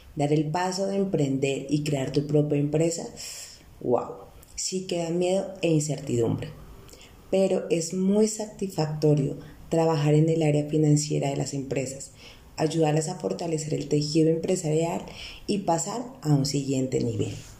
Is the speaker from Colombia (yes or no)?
yes; Bogotá, Colombia; also born or lived in Neiva; nací en Neiva, pero casi toda mi vida he vivido en la hermosa ciudad de Bogotá